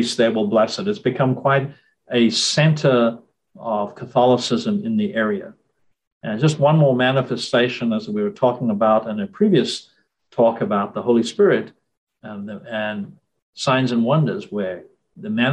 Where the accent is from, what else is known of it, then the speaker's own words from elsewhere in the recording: Durban, KwaZulu-Natal, South Africa; moved away as an adult; now in Portland, United States; where I grew up in South Africa, we were always part of one parish, St. Mary's